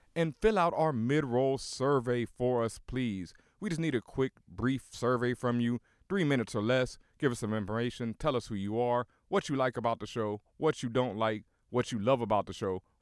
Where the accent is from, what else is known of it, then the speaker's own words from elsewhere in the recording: Houston, Texas, United States; I grew up in Houston